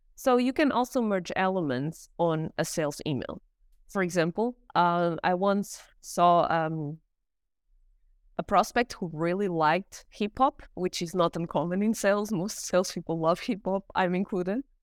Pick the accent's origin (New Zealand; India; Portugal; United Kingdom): Portugal; also born or lived in South Korea / United States; now in Germany; I'm from Portugal. I live in Germany